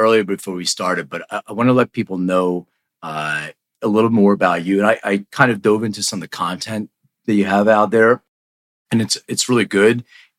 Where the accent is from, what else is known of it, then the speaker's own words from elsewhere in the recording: Philadelphia, Pennsylvania, United States; now in Los Angeles, United States; they're still in Philly. They still live in the Northeast, the house I grew up in.